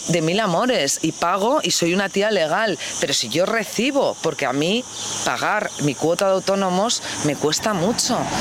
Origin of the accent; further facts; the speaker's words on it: Spain; moved away as an adult; yo como española, y que ha vivido en el extranjero y ha vuelto a España, he vivido en varios países, he vuelto a España luego